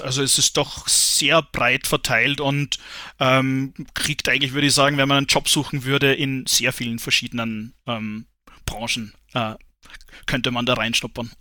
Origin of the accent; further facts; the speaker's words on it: Ried im Innkreis, Upper Austria, Austria; moved away as an adult; also born or lived in Salzburg / Graz; ich bin in, in Ried im Inkreis geboren, aufgewachsen, ähm, war dann 14 Jahre weg, also zunächst in, in Salzburg im Studium und dann äh, eben in Graz